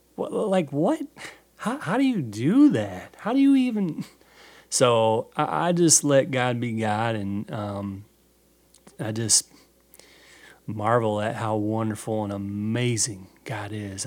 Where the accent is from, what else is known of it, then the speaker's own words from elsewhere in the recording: Norwalk, United States; my hometown in Norwalk